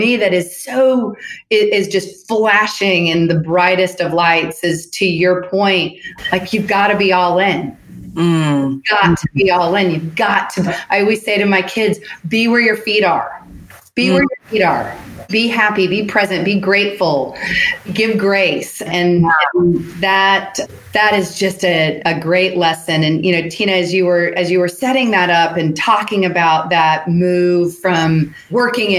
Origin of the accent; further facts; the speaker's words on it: Seattle, Washington, United States; moved away as an adult; also born or lived in Nashville, Tennessee / San Francisco, California; I was born in Nashville, but I was raised in Seattle